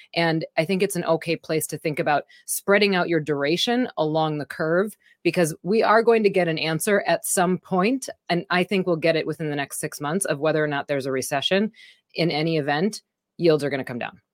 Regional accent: Wisconsin, United States; I'm from Wisconsin

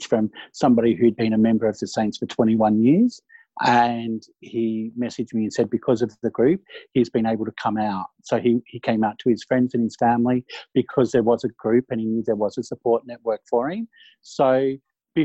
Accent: Bendigo, Victoria, Australia; I grew up in Bendigo, and it's all Carlton recruiting area back in the day

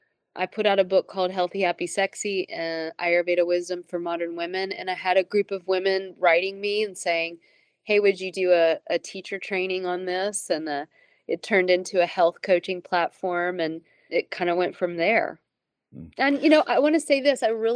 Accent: Tennessee, United States; I realized that I'm from Tennessee, right?

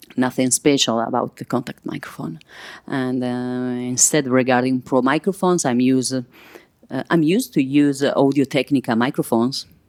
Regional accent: Milan, Lombardy, Italy; English is a second language; I'm from Milan.

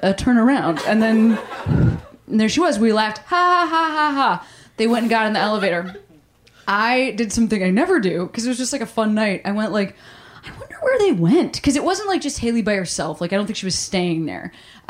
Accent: Australia; You're like, I'm just Australian.

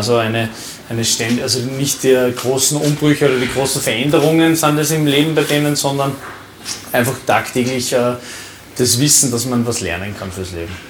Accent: Upper Austria, Austria; bei uns in Oberösterreich

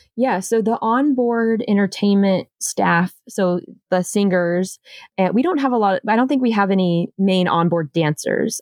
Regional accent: Charleston, South Carolina, United States; I'm originally from Charleston, South Carolina

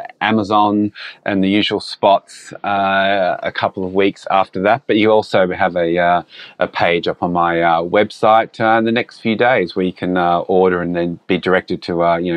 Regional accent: Australia; being an Australian, when we don't follow NFL that much

